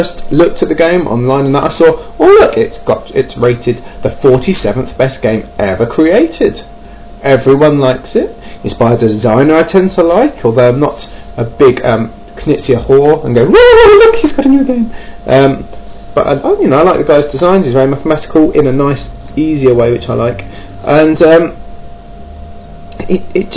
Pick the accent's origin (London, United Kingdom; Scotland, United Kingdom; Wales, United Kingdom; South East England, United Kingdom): South East England, United Kingdom; Kent; accent: Kent / southeast England; folks down in Kent, which is the southeast of England, hence my rather wonderful accent